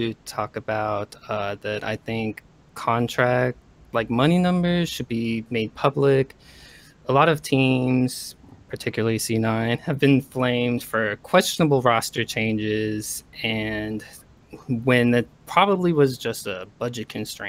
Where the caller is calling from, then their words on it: Hawaii, United States; I'm calling from Hawaii.